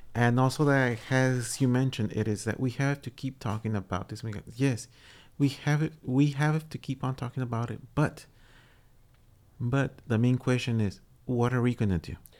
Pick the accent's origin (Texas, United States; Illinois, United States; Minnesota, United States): Texas, United States; Texas is my home state